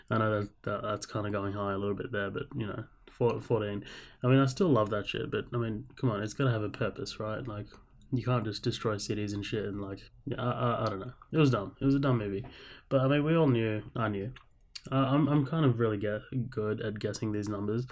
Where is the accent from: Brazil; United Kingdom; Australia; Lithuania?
Australia; accent: Australian; I know I have an Australian accent and, you know, I'm from Australia